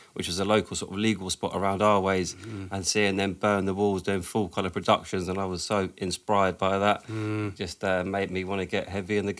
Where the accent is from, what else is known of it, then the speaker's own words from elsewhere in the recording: London, United Kingdom; growing up in Southwest